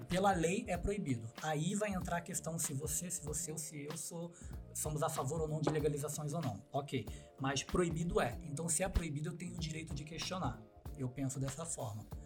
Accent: Mesquita, Rio de Janeiro, Brazil; also born or lived in Jardim Guacuri, São Paulo; now in São Paulo, Brazil; eu sou da Chatuba de Mesquita. Baixada Fluminense do Rio de Janeiro.

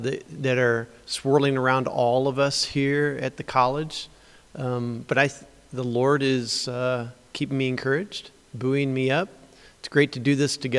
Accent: Springfield, Illinois, United States; I grew up in Springfield, Illinois in a Christian home

